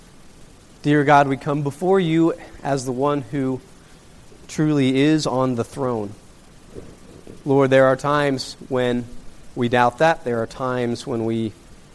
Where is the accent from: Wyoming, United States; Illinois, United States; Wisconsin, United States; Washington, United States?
Wyoming, United States; Laramie; moved away; I grew up in Laramie, Wyoming